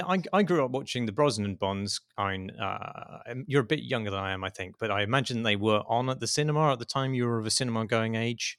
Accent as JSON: {"language": "English", "country": "United Kingdom", "said": "as a Brit"}